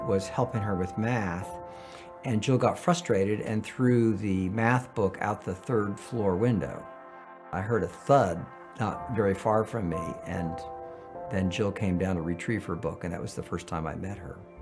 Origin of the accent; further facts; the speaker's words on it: San Francisco, California, United States; I was born in San Francisco